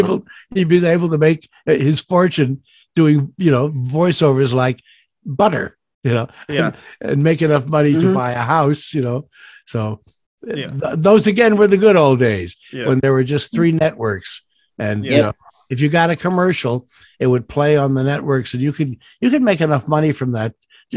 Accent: Goshen, Indiana, United States; also born or lived in New York; I was born in Goshen, Indiana. If you move the letters around, it spells he's gone, because I am. And when we moved to New York, I would still go back every summer

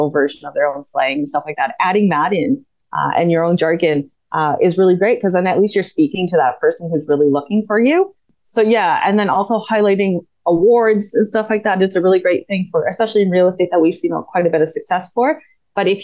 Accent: Canada; I'm Canadian

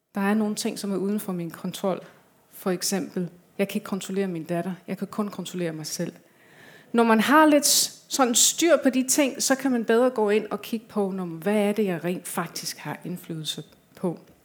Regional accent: England, United Kingdom; Danish is a second language; now in Denmark; Jeg kommer fra øh, England. Jeg har lidt en accent.

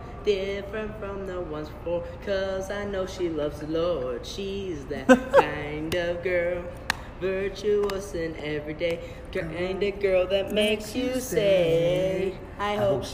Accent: Arnold, Nebraska, United States; I'm from Arnold, Nebraska, the middle of nowhere.

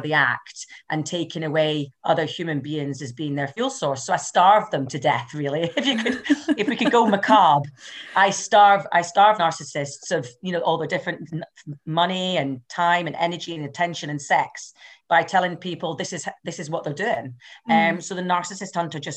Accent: Highlands and Islands, Scotland, United Kingdom; accent: Scottish; moved away as an adult; now in Glasgow, United Kingdom; I'm actually from the Highlands and Islands up north. So I'm from somewhere where we didn't even have a hairdresser or a cash machine until the late 90s. So proper Highland lassie

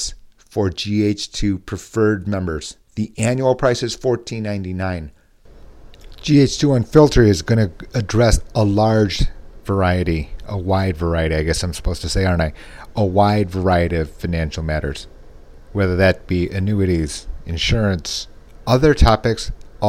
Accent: Midwest, United States; accent: nasal Midwest; my nasal Midwest accent

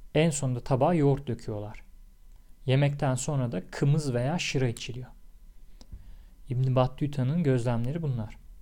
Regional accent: Tekirdağ, Turkey

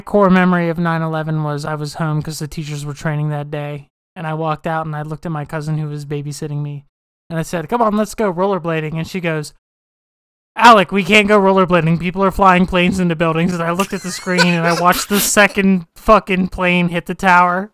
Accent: West Virginia, United States; moved away; we're all from West Virginia

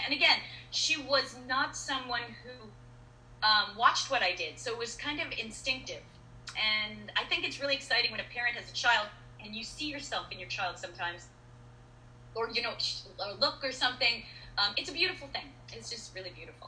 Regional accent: East Coast, United States; I'm from the East Coast

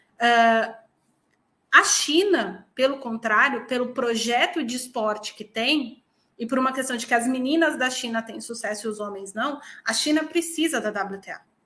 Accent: São Paulo, Brazil; moved away as an adult; also born or lived in Minas Gerais; now in Portugal; eu sou paulistana e eu sou paulistana mesmo

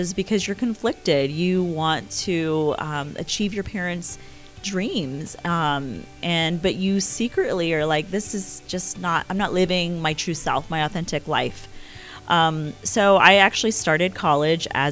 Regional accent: Houston, Texas, United States; English is a second language; moved away as an adult; also born or lived in India; now in Mason, Ohio, United States; I grew up in Houston, Texas, and, taught there for 10 years

